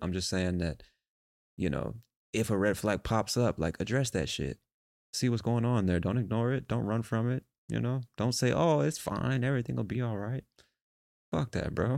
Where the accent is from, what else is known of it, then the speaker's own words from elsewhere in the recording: United States; I'm American